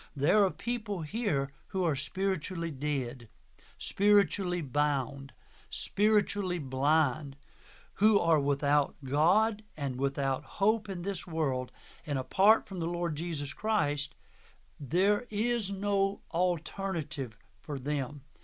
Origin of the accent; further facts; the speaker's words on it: Manning, South Carolina, United States; my hometown of Manning, South Carolina